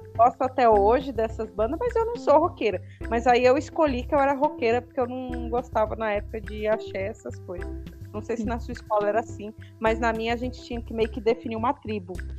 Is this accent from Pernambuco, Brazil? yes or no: no; Diadema, São Paulo, Brazil; moved away; eu passei a minha adolescência é, aí em São Paulo, né? E eu acho que isso é mais forte. Eu, digo porque eu morei em São Paulo e morei no interior e na minha adolescência. E eu morava em Diadema